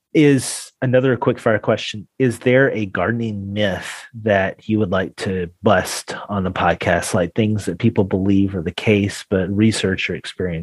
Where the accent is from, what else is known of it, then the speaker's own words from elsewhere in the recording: Tennessee, United States; moved away; Originally from Tennessee, yes.